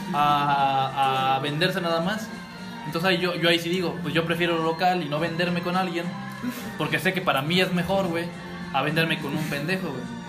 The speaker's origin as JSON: {"language": "Spanish", "country": "Mexico", "said": "uno como mexicano"}